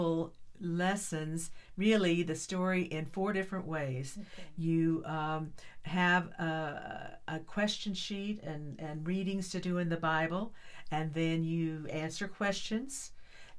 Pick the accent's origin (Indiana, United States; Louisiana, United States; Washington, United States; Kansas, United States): Kansas, United States; northeastern; moved away as an adult; now in Texas, United States; I was born in northeastern Kansas, the far northeastern part of Kansas, right where Kansas and Missouri and Nebraska all kind of joined together. I was born on a farm